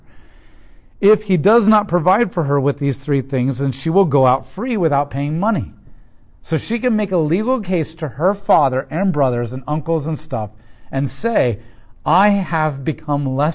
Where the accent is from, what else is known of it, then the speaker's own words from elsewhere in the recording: United States; as an American